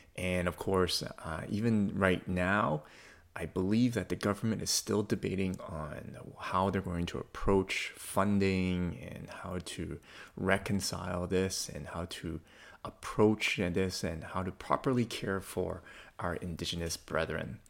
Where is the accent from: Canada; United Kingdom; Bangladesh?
Canada; as a Canadian Christian